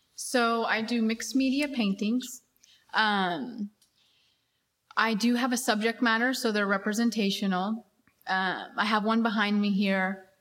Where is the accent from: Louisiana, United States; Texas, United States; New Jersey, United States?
Texas, United States; Abilene; I grew up in West Texas in a very small town